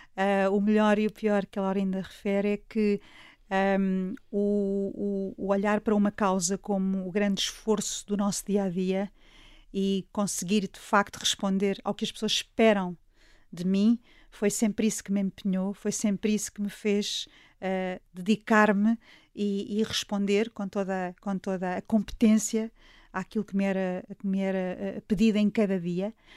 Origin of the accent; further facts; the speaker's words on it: Alpiarça, Santarém District, Portugal; a minha terra, onde nasci e sempre vivi